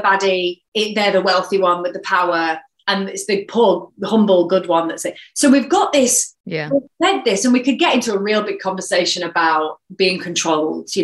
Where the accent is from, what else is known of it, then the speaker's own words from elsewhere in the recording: a mining town in the East Midlands, United Kingdom; also born or lived in Sheffield; I was born in Sheffield, actually, but I was brought up in a mining town. So in a mining town in the East Midlands